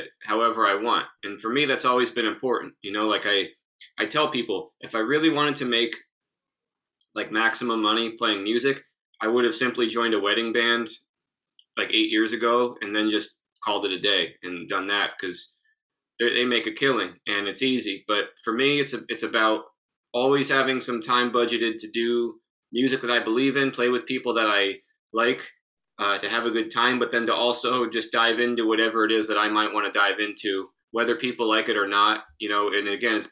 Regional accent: Northeastern Pennsylvania, United States; my hometown, Northeastern Pennsylvania

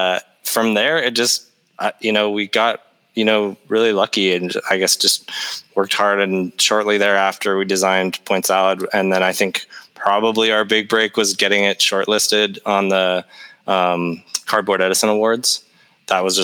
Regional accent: Canada; We're Canadian

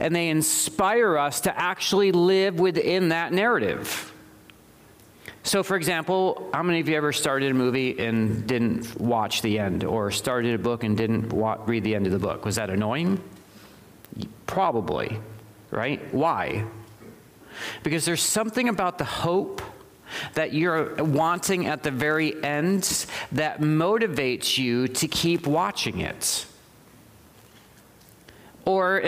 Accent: the South, Southern United States, United States; as we say in the South

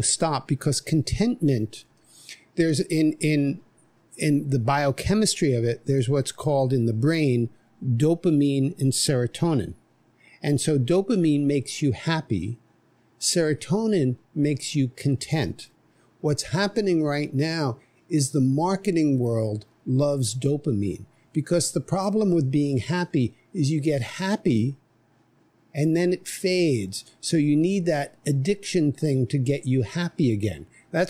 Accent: New York City, New York, United States; moved away as an adult; now in Nosara, Costa Rica; I grew up in New York City

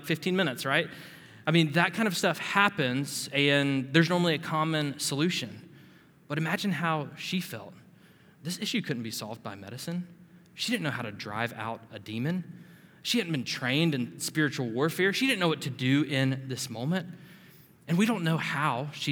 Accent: Panama City, Florida, United States; as a teenage boy growing up in Panama City, Florida

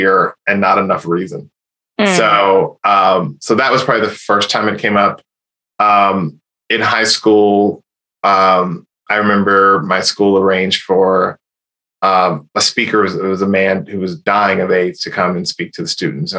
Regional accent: Indiana, United States; I'm from Indiana.

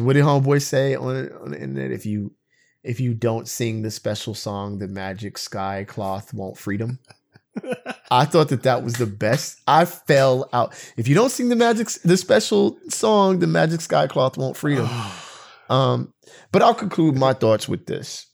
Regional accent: United States; me, as an American citizen with my history in this country

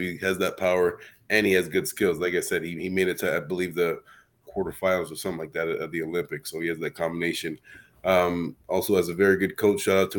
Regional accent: Canada; I'm Canadian

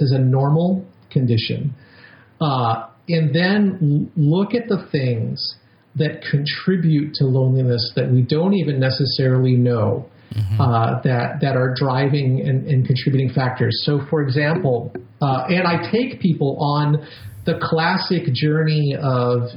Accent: New York, United States; I'm a New Yorker

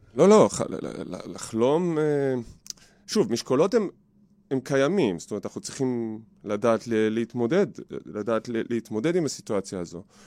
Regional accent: Givatayim, Tel Aviv District, Israel; בגבעתיים, גדלתי בגבעתיים

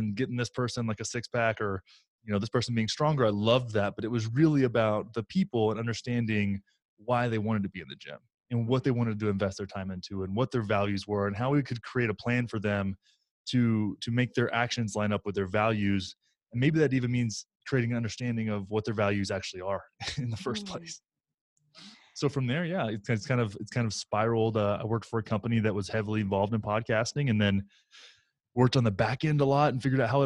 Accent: Graham, Texas, United States; in North Texas called Graham, Texas, about 9,000 people. And I grew up there

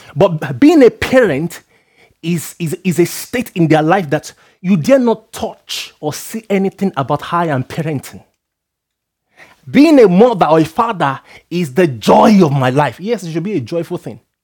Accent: Nigeria; I'm a Nigerian guy. I come from a background where they are, you're asked to respect elders and stuff like

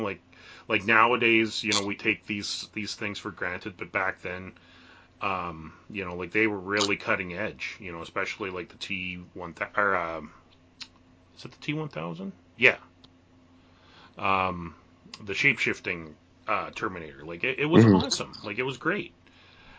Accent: Canada; being a Canadian

